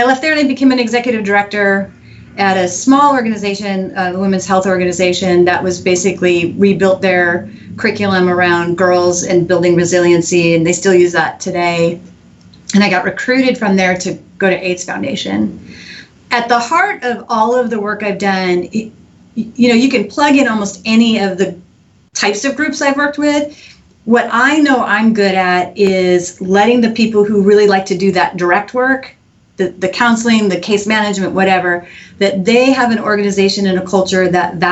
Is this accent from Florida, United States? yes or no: no; Eugene, Oregon, United States; now in Houston, United States; I grew up in Eugene, Oregon